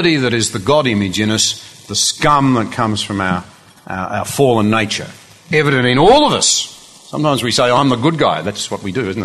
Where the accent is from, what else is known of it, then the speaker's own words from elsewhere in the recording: Australia; our fellow Australians